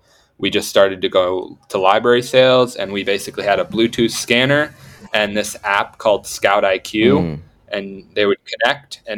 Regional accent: Vermont, United States; which is where I'm from Vermont originally

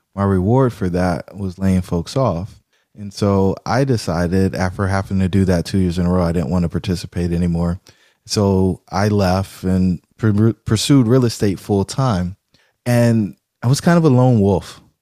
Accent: Fayetteville, North Carolina, United States; I grew up in Fayetteville, North Carolina

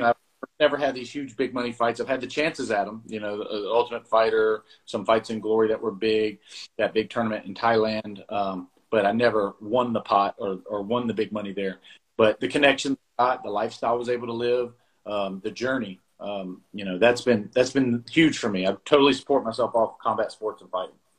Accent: South Carolina, United States; moved away as an adult; also born or lived in Bluefield, West Virginia; now in Georgia, United States; we moved to South Carolina. I grew up in South Carolina

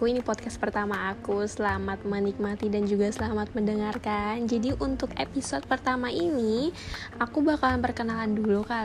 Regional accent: Banjarmasin, South Kalimantan, Indonesia; Oh iya, aku anak Banjarmasin ya guys, aku asli sini juga.

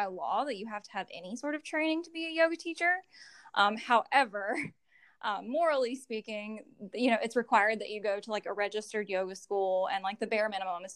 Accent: Graham, North Carolina, United States; also born or lived in Chapel Hill, North Carolina; I grew up in Graham, actually, like born and raised here, never known anything different

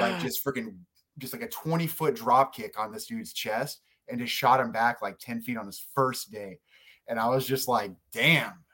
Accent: South Georgia, United States; I'm from South Georgia

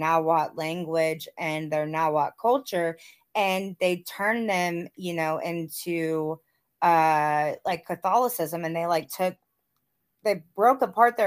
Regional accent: the South, United States; growing up in the South, and I went to school, I went to like an all-black school in elementary school, because where I grew up was still segregated.

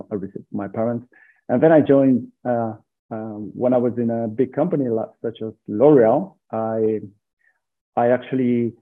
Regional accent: San Sebastian, Basque Country, Spain; now in Burgos, Spain; I'm from Spain. I was born in a small city of Spain called San Sebastian.

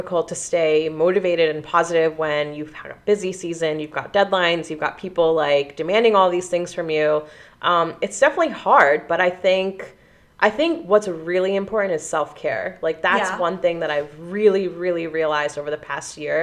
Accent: Pennsylvania, United States; I'm from Pennsylvania

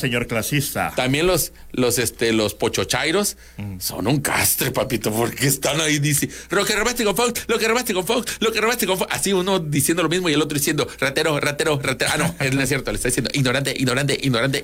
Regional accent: Mexico; cuando tú, como mexicano

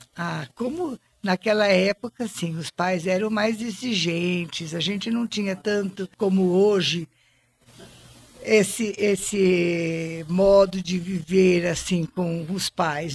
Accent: Monte Alto, São Paulo, Brazil; dali desse lugar onde, onde eu nasci, aí nós fomos morar junto com a minha avó na rua Nhonhô Livramento

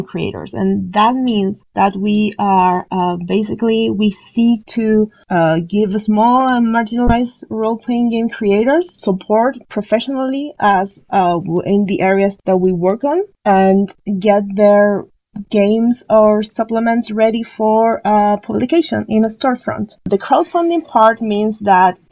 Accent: Chile; I'm from Chile

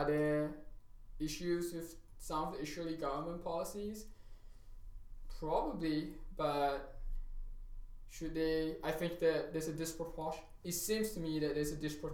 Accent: Singapore; now in United States; when I was growing up in Singapore

